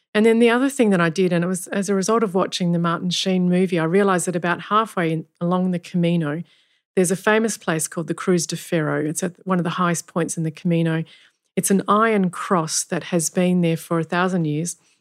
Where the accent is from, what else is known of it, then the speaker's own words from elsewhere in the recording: Kalgoorlie, Western Australia, Australia; I grew up in Kalgoorlie